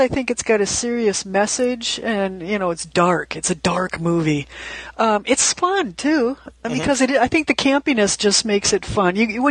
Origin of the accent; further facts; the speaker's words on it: Minnesota, United States; Okay, I'm from Minnesota.